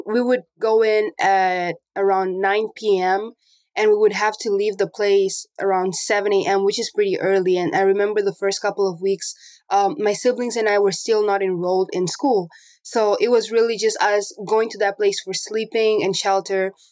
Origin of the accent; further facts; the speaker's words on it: Namibia; also born or lived in Angola; now in Portland, United States; And I was born in Angola, but I grew up in Namibia. So I left Angola when I was eight years old